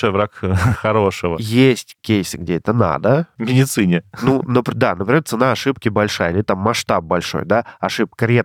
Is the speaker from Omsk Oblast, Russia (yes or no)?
yes; Omsk, Omsk Oblast, Russia; moved away; я 27 лет прожил в Омске